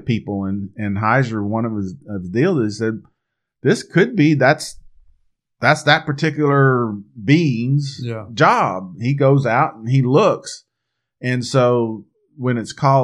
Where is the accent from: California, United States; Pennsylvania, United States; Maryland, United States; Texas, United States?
Texas, United States; we're here from Texas